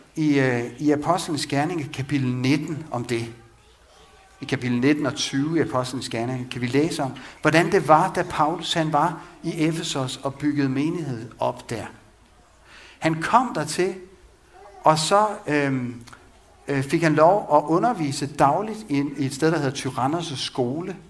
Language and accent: Danish; Vang, Denmark; Vang missionshus, hvor jeg voksede op